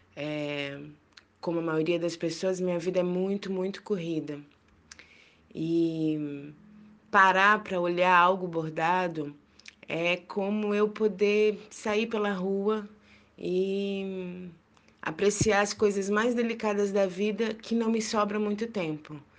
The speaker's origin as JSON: {"language": "Portuguese", "region": "Minas Gerais", "country": "Brazil", "tie": "born or raised there", "said": "eu cresci em Minas Gerais"}